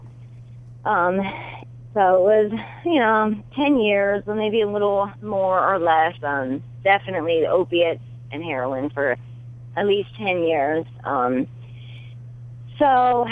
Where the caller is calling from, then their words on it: Shelby, Ohio, United States; I am calling from Shelby, Ohio